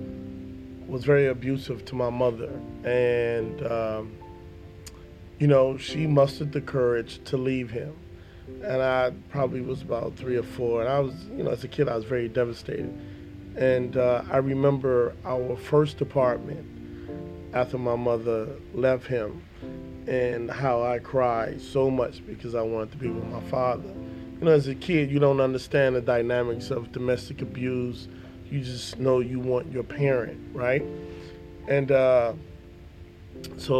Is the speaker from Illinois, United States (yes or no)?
yes; Chicago, Illinois, United States; I am from Chicago. Grew up in Chicago on the South Side.